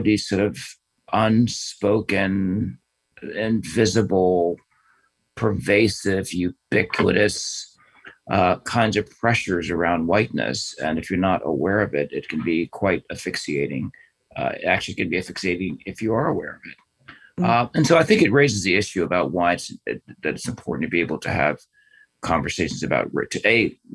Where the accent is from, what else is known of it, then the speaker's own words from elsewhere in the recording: United States; I've grown up here